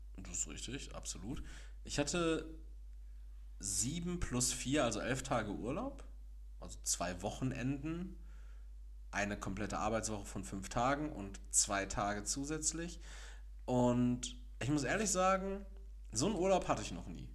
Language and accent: German; Castrop-Rauxel, North Rhine-Westphalia, Germany; now in Gelsenkirchen, Germany; ich komme aus Kastrop-Rauxel